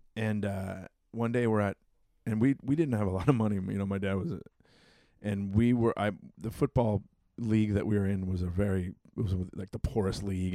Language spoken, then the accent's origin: English; Long Beach, California, United States; also born or lived in Santa Monica / North Hollywood; now in Lakewood, United States; I grew up in Long Beach